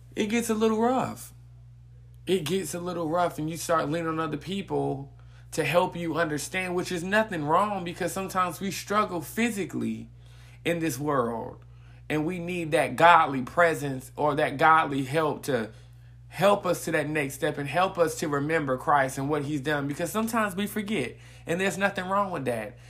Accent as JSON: {"language": "English", "town": "Greensboro", "region": "North Carolina", "country": "United States", "said": "I'm from Greensboro, North Carolina"}